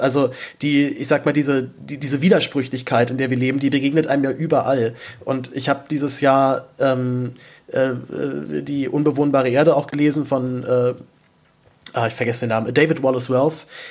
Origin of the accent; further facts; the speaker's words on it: Berlin, Germany; dazu bin ich aber auch noch in Zehlendorf aufgewachsen